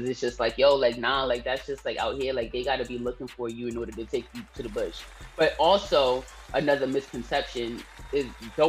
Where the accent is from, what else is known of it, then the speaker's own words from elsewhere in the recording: Staten Island, New York, United States; born there; I was born here. {S19} Yeah. {S18} In Staten Island. I was born in Park Hill.